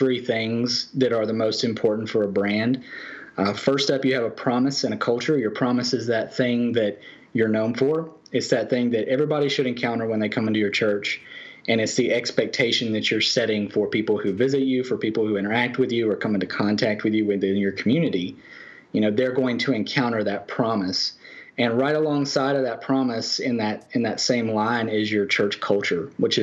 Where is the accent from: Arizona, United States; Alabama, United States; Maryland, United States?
Alabama, United States; now in Pensacola, United States; I am from Alabama.